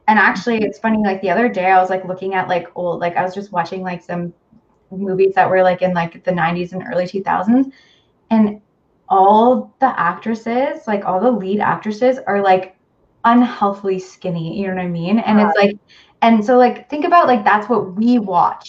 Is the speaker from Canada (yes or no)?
yes; hometown near North Bay, Ontario, Canada; also born or lived in North Bay, Ontario; Back then I lived in my hometown where I grew up, and then moved to North Bay